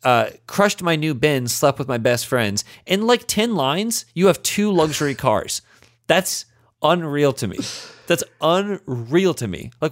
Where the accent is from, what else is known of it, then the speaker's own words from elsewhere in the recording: Indianapolis, Indiana, United States; I remember we called that one growing up in Indianapolis